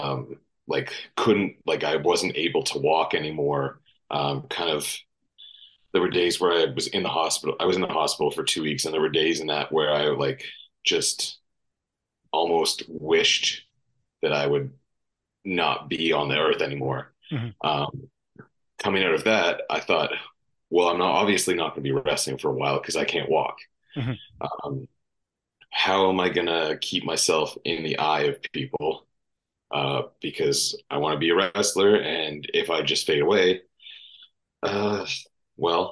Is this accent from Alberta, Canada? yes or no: no; Vancouver Island, British Columbia, Canada; growing up on Vancouver Island